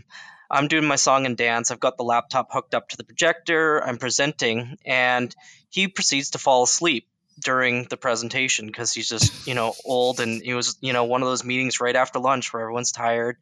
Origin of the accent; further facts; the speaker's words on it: Lethbridge, Alberta, Canada; I was born in a small town in Alberta, just outside of Calgary, a couple hours south of Calgary, called Lethbridge